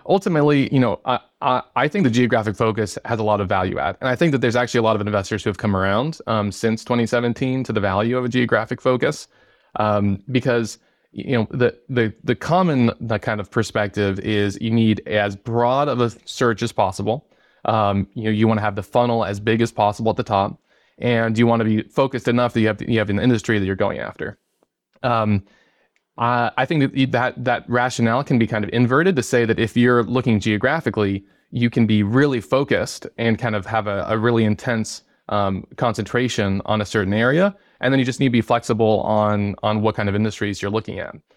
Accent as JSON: {"language": "English", "region": "Arizona", "country": "United States", "tie": "born or raised there", "also_born_or_lived": "New York City / Detroit, Michigan", "said": "I grew up here in Arizona"}